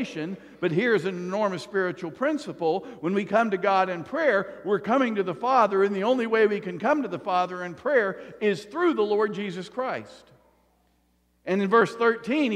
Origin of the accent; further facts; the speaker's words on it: the South, United States; I grew up in the South